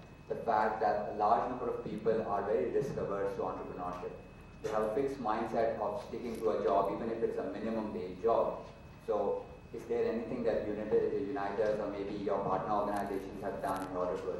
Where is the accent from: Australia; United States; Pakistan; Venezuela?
Pakistan; moved away; I'm from Pakistan.